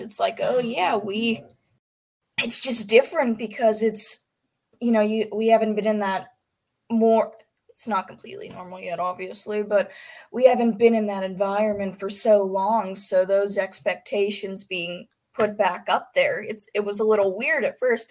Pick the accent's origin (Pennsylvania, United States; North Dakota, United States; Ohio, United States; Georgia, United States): Pennsylvania, United States; I'm from Pennsylvania